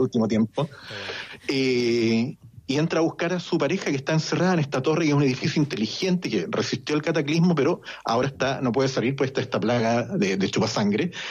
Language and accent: Spanish; Chile; moved away; como chileno